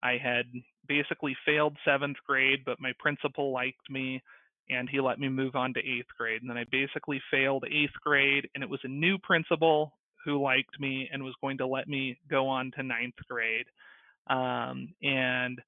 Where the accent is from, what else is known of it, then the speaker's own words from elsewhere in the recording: LA County, California, United States; I was born in California. I grew up in California and kind of mostly LA County.